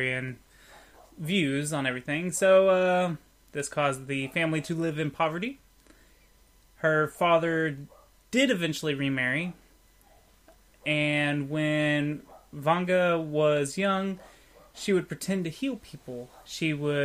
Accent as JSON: {"language": "English", "country": "United States", "said": "I'm American"}